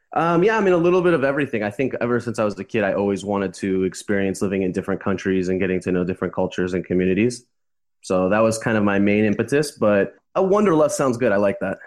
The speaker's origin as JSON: {"language": "English", "town": "Los Angeles", "region": "California", "country": "United States", "also_born_or_lived": "Costa Rica / Uruguay", "moved": "as an adult", "lives_now": "Montevideo, Uruguay", "said": "I'm from Los Angeles"}